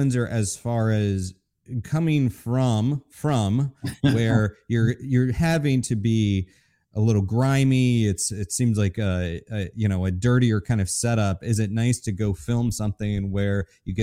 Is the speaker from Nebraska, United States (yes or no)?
no; Florida, United States; moved away as an adult; also born or lived in Brooklyn, New York; now in New York, United States; I'm originally from Florida, but I've lived most of my adult life in Brooklyn, in New York